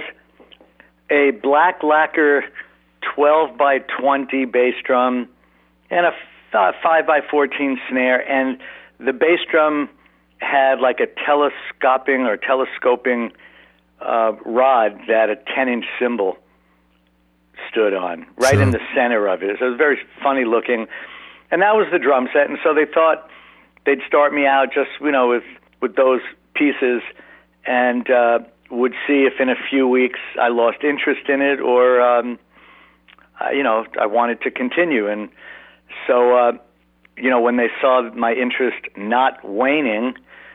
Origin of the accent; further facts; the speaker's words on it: Long Island, New York, United States; I grew up on Long Island, about an hour from New York City